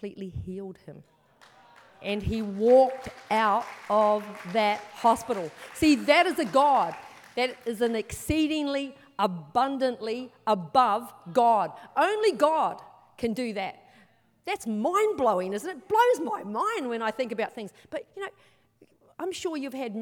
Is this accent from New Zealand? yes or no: yes; New Zealand; now in Australia; I'm from New Zealand originally. I've been in Australia for a long time though, but I'm from New Zealand